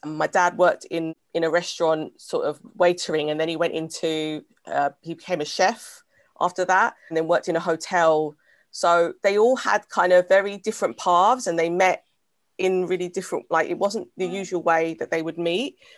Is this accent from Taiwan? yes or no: no; England, United Kingdom; I'm British.